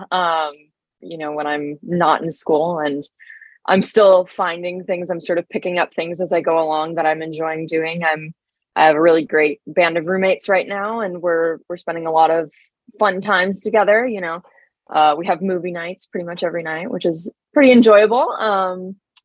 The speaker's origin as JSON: {"language": "English", "area": "Oahu", "region": "Hawaii", "country": "United States", "tie": "born or raised there", "moved": "as an adult", "lives_now": "Savannah, United States", "said": "I was born in Oahu."}